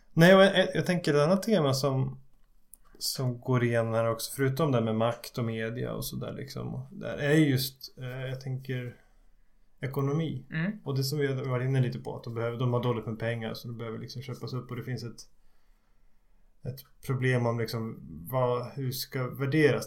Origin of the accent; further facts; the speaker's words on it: Skutskär, Uppsala County, Sweden; jag såg på en liten Folkets bio hemma i Skutskär